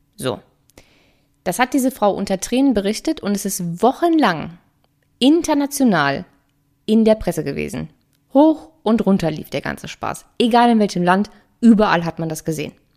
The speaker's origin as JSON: {"language": "German", "country": "Germany"}